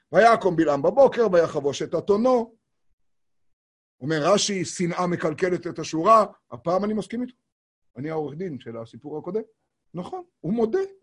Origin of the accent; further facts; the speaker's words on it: Tiberias, Northern District, Israel; קוראים לזה אצלנו בטבריה